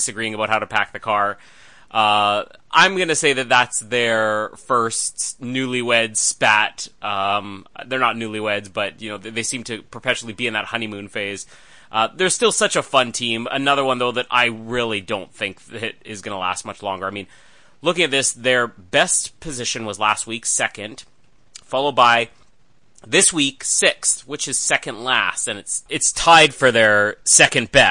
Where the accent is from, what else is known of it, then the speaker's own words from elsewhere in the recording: Winnipeg, Manitoba, Canada; Winnipeg, which is my hometown